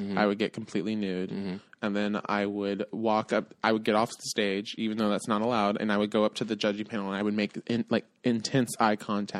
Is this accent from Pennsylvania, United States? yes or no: no; California, United States; Bitch, I'm from California, bitch.